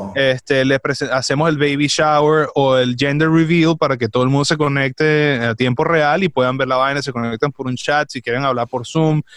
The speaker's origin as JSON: {"language": "Spanish", "country": "Venezuela", "moved": "yes", "said": "yo soy venezolano"}